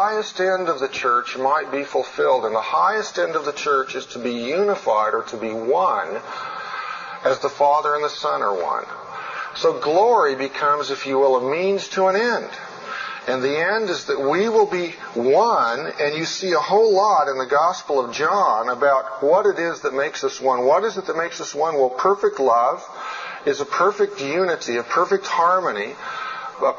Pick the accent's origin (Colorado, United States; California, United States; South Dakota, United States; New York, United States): Colorado, United States; in my home state, when I climb Long's Peak